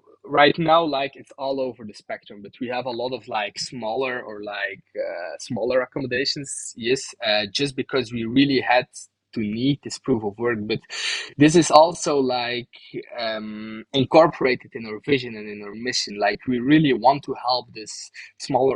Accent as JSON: {"language": "English", "town": "Bruges", "region": "Flanders", "country": "Belgium", "tie": "born or raised there", "said": "my hometown, Bruges"}